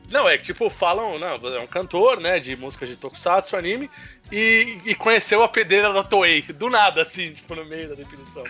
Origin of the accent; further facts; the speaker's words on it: São Paulo, Brazil; E a gente é de São Paulo